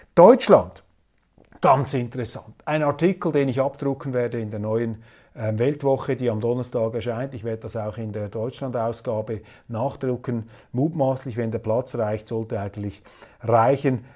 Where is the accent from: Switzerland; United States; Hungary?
Switzerland; als Schweizer